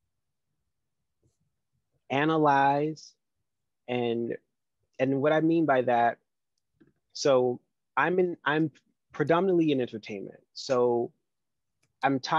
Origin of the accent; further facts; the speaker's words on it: the South, United States; I'm a Southerner